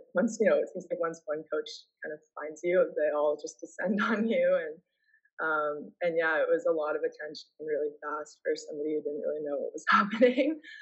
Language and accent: English; Seattle, Washington, United States; moved away as an adult; also born or lived in Toronto, Canada / Dartmouth; now in Vancouver, Canada; moved to Seattle, and that's where I stayed until I went to college